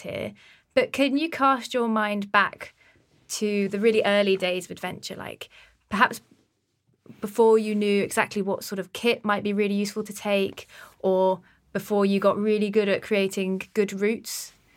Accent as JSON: {"language": "English", "town": "Exeter", "region": "South West England", "country": "United Kingdom", "tie": "born or raised there", "said": "my hometown in Exeter"}